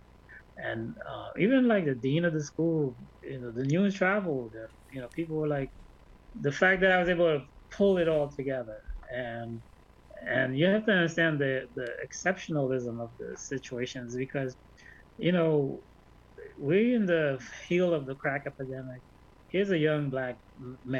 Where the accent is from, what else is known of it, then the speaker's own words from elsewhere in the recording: Haiti; moved away; also born or lived in Brooklyn, New York; I'm a student here. I'm from Haiti. I'm an artist